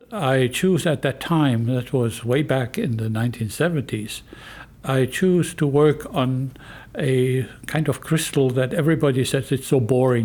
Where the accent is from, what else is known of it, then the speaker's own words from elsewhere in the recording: Germany; moved away as an adult; also born or lived in Northern California, United States; now in California, United States; I am originally from Germany. I was professor of geoscience in Germany for 15 years and chemistry also. And then I moved here to America